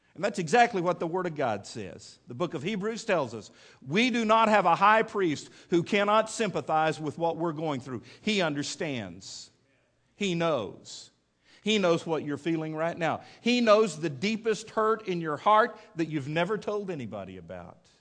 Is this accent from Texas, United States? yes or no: yes; Midland, Texas, United States; growing up in Midland, Texas